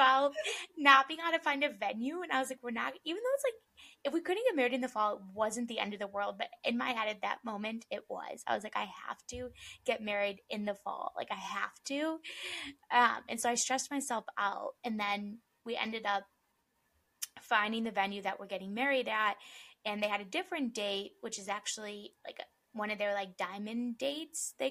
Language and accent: English; Chicago, Illinois, United States; moved away as an adult; now in Arizona, United States; we're both from Chicago